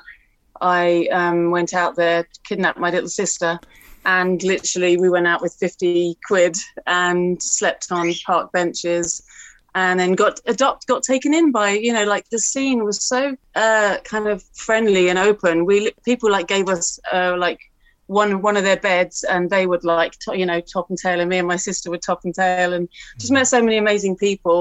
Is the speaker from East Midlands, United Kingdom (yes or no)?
no; Harrow, London, United Kingdom; I grew up in Harrow